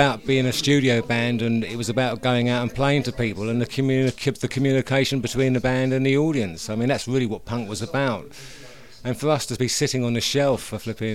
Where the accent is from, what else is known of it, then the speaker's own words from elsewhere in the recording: Hersham, South East England, United Kingdom; also born or lived in Walton-on-Thames; I'm from originally from a place called Hersham